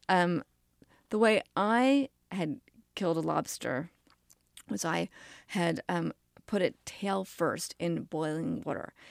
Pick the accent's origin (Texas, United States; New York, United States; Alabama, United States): New York, United States; New York City; I grew up in New York City